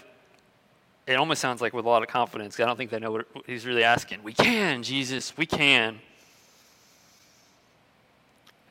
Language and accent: English; Tampa, Florida, United States; moved away; also born or lived in Nashville, Tennessee; I was from Florida, I was from Tampa, but we'd been living in Nashville